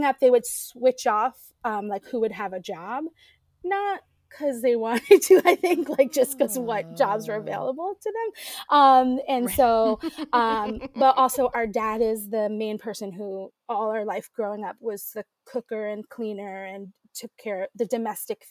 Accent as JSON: {"language": "English", "town": "New York City", "region": "New York", "country": "United States", "tie": "born or raised there", "said": "we grew up in the East Village in the 1980s, 90s"}